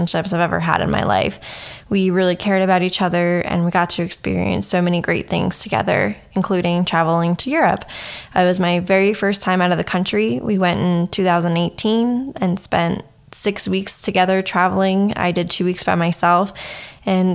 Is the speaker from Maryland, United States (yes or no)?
yes; Baltimore, Maryland, United States; I was born and raised around the Baltimore, Maryland area